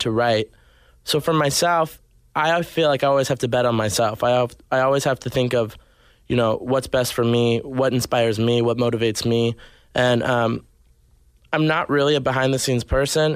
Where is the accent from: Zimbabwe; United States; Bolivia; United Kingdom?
United States; Arkansas; also born or lived in Nashville, Tennessee; now in Los Angeles, United States; I grew up in Arkansas, then yeah. moved to Nashville, and then eventually came here